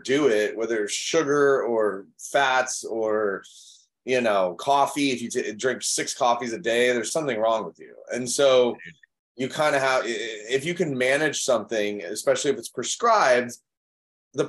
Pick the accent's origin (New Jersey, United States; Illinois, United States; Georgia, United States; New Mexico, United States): Illinois, United States; Chicago; I grew up in Chicago